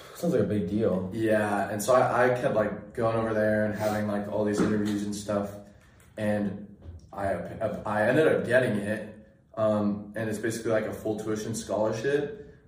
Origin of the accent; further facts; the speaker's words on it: Sacramento, California, United States; I grew up in Sacramento area, Northern California